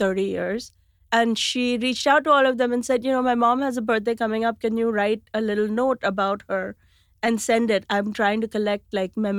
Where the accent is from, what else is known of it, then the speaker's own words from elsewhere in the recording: India; moved away as an adult; now in New York City, United States; we grew up in India